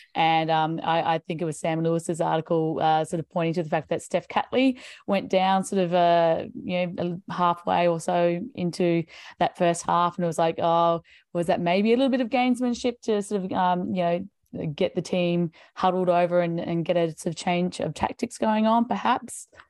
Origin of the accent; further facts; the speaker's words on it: Brisbane, Queensland, Australia; my hometown of Brisbane